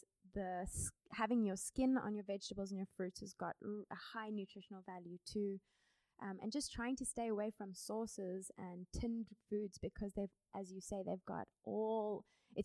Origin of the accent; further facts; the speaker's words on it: Cape Town, Western Cape, South Africa; also born or lived in United States; I'm from Cape Town, South Africa